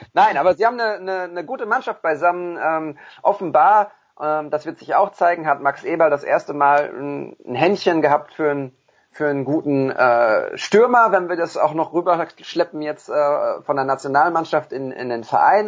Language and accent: German; Bochum, North Rhine-Westphalia, Germany; als Bochumer